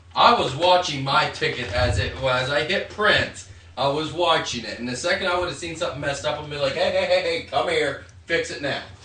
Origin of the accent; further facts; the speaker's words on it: Barnesville, Ohio, United States; my hometown of Barnesville